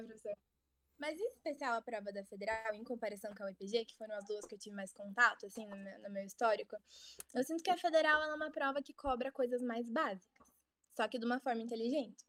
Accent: Ponta Grossa, Paraná, Brazil; moved away as an adult; now in Curitiba, Brazil; Eu sou de Ponta Grossa, Paraná, e meu objetivo era ter passado na Universidade Estadual de Ponta Grossa

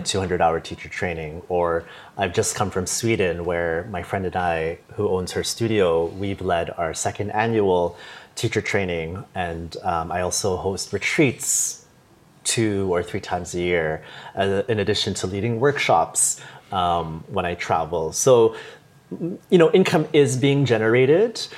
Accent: Toronto, Ontario, Canada; moved away as an adult; also born or lived in Singapore / Dublin / Bangkok / Hong Kong; I'm from Toronto

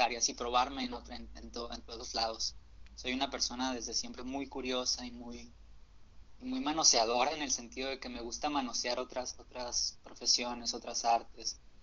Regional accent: Hermosillo, Sonora, Mexico; yo soy de Hermosillo, Sonora

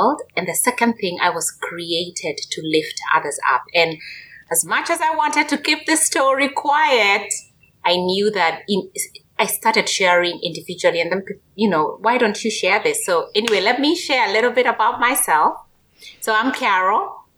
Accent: Kenya; moved away as an adult; born and raised in Kenya, in Africa

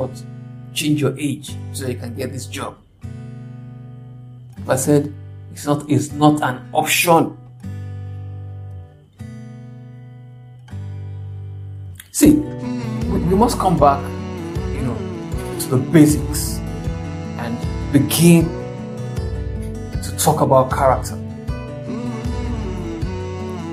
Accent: Nigeria; I'm from Nigeria

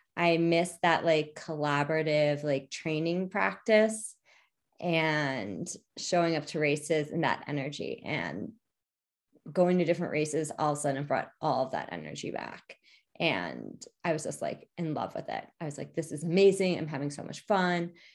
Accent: New Jersey tri-state area, United States; also born or lived in New York City; I'm from the New Jersey tri-state area

